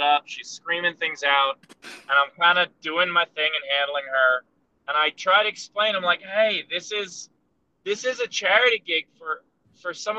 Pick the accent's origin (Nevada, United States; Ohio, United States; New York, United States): New York, United States; New York City; I'm from Queens